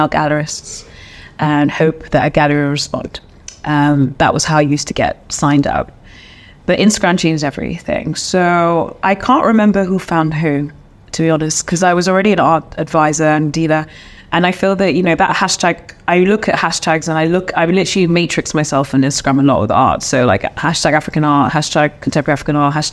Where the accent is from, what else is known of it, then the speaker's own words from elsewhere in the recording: London, United Kingdom; moved away as an adult; now in Accra, Ghana; I'm a Londoner.